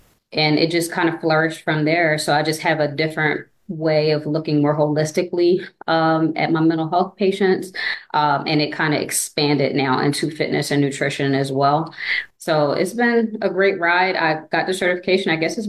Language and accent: English; New Jersey, United States; moved away as an adult; now in Dallas, United States; I'm originally from New Jersey. We moved here about 7 years ago.